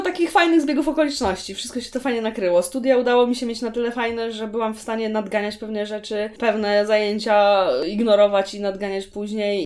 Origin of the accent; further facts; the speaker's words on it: Szczecinek, West Pomeranian Voivodeship, Poland; moved away as an adult; also born or lived in Gdańsk; Szczecinek zresztą, skąd jestem, jest tak. nad jeziorem